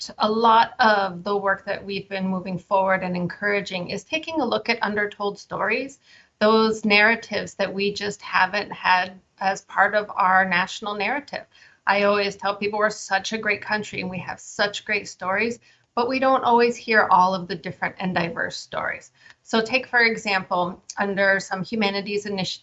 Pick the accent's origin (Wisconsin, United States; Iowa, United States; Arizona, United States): Arizona, United States; Ganado; now in Washington, D.C., United States; I'm originally from Ganado, Arizona, and I currently live and work in Washington, D.C.